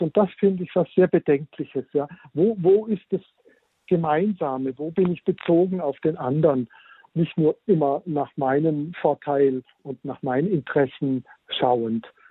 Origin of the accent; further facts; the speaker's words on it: Germany; wir als Deutsche